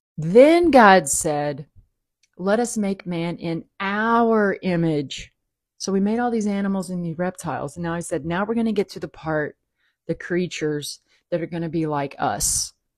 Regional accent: the South, United States; I grew up in the South

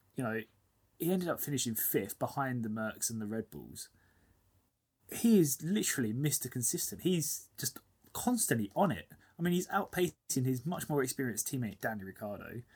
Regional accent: United Kingdom; we're both British.

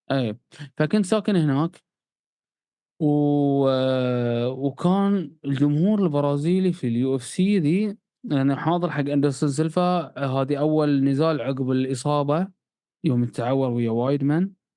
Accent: Bahrain; إحنا عندنا في البحرين

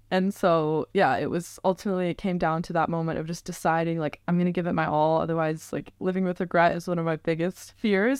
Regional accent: Northern Virginia, United States; I'm originally from the Northern Virginia area, like born and raised, raised there

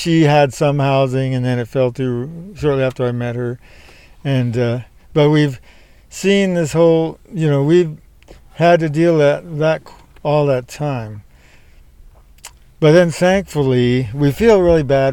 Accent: Palo Alto, California, United States; I grew up in Palo Alto and finished school around here

